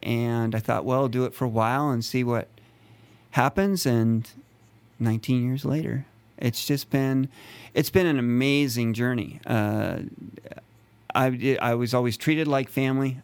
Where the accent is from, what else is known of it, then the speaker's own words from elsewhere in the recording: a town near Yosemite, California, United States; I'm from, um, a town near Yosemite. Uh, so I was born and raised here in California